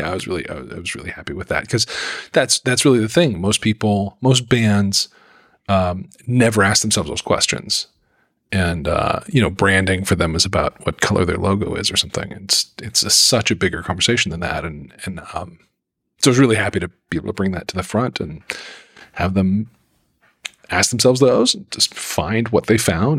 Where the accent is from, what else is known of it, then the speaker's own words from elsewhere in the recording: Salt Lake City, Utah, United States; I grew up in Salt Lake City